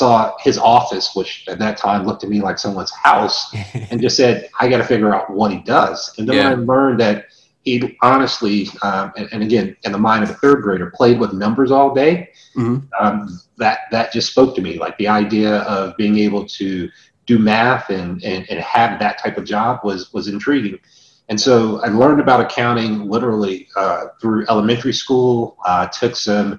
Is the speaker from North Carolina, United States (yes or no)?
yes; Charlotte, North Carolina, United States; also born or lived in West Germany; I grew up in Charlotte, North Carolina, attended grade school and ultimately graduated from high school there.